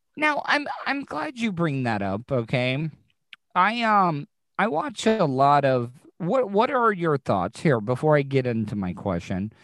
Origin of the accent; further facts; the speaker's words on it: the South, United States; growing up in the South, every Southern mother had a skillet